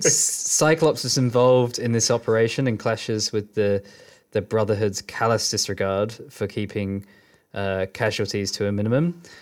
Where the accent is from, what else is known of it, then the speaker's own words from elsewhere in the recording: Bedford, East of England, United Kingdom; I was growing up in Bedford